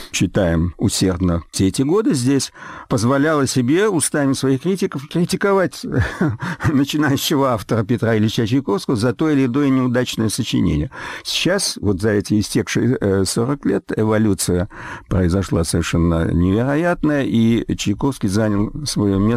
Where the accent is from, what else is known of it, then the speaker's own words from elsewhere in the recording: Russia; ту вот самую борьбу интеллигенции, которой мы выросли все в России.